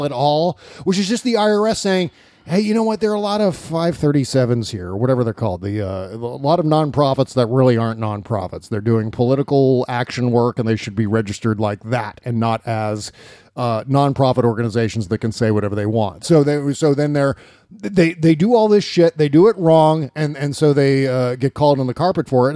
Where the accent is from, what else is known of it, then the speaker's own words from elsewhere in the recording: Annandale, Virginia, United States; moved away as an adult; also born or lived in Pennsylvania / Hawaii; now in California, United States; I grew up in Northern Virginia. First 18 years of my life, I lived in Northern Virginia, in Annandale